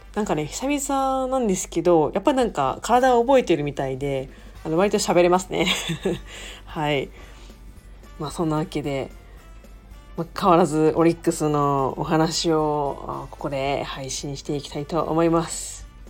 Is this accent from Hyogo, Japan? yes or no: yes; Kobe, Hyogo, Japan; moved away as an adult; now in Tokyo, Japan; 地元に帰って、神戸